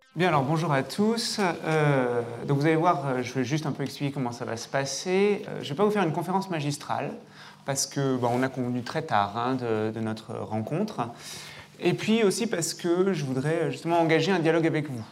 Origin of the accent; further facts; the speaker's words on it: Lyon, Auvergne-Rhône-Alpes, France; moved away; quand j'ai été recruté ici, dans ma bonne ville, dans ma ville natale